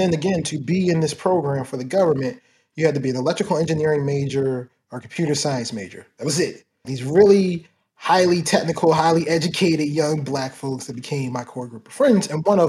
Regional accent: Baltimore, Maryland, United States; I grew up in Baltimore, Maryland. Started in early parts of my childhood. I was in Baltimore City. Then my family moved out to Baltimore County.

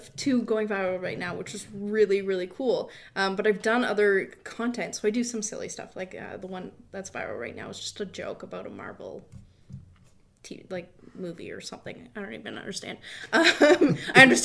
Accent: Windsor, Ontario, Canada; I grew up in Windsor

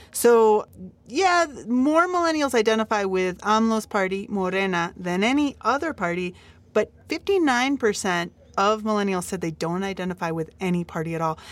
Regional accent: United States; now in Mexico; as an American

